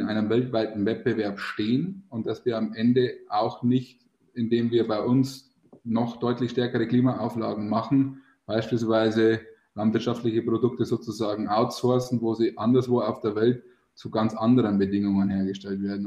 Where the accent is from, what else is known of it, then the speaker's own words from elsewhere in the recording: Bavaria, Germany; Bei uns in Bayern